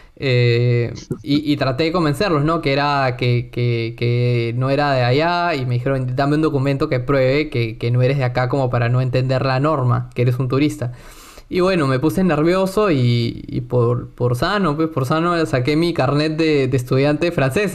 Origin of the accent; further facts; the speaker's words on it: Lima, Peru; first language Spanish; al ser limeño